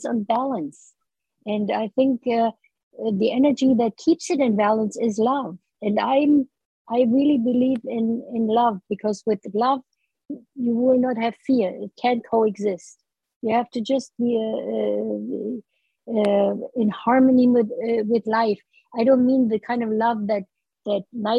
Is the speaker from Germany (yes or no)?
yes; Berlin, Germany; moved away as an adult; now in Canada; growing up in the Hitler's Nazi Germany, then the post-war years, you know, in ravaged Berlin, lonely childhood, to early adulthood. As a, you know, I was a part of that wave of struggling German immigrants in Canada